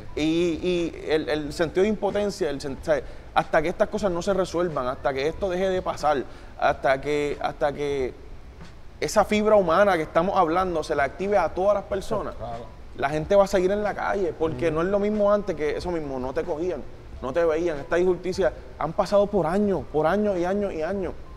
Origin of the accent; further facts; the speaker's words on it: Puerto Rico; nuestra posición como latino o como puertorriqueño